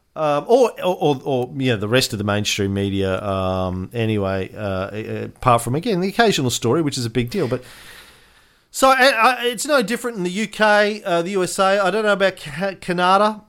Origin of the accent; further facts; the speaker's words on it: Australia; an Australian voting